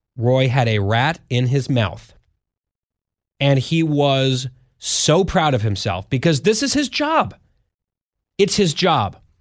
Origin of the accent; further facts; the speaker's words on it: Saudi Arabia; now in Washington, D.C., United States; I was born in Saudi Arabia